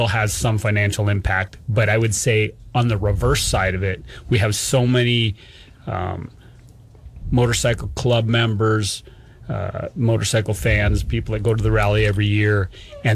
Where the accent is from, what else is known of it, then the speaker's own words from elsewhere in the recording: Rapid City, South Dakota, United States; moved away; I grew up in Rapid City